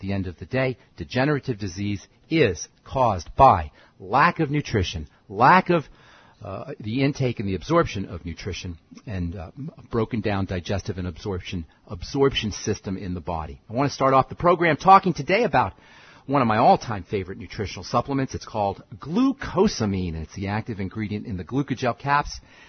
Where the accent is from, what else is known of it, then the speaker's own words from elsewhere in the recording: Boulder, Colorado, United States; I'm a pharmacist from Boulder, Colorado.